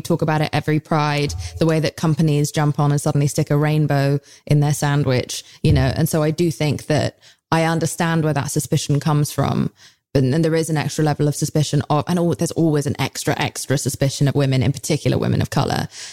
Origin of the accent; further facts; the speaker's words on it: United Kingdom; I'm British